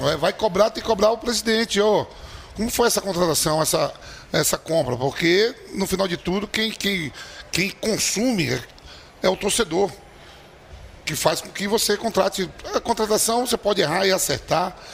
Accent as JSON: {"language": "Portuguese", "region": "Bahia", "country": "Brazil", "also_born_or_lived": "Netherlands", "moved": "as an adult", "said": "eu sou baiano, chego no Corinthians em 98"}